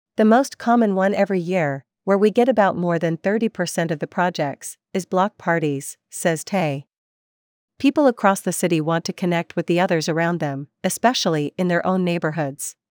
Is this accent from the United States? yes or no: no; Vancouver, British Columbia, Canada; Vancouver is my hometown